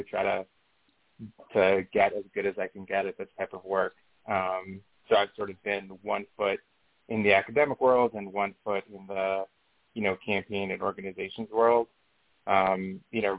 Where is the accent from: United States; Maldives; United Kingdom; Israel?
Israel; moved away; I'm from Israel originally.